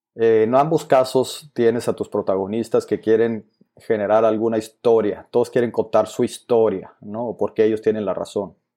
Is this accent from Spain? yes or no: no; Agua Prieta, Sonora, Mexico; moved away; Vengo de un pueblo de Sonora que se llama Guaprieta, Sonora, que está en el norte, es frontera.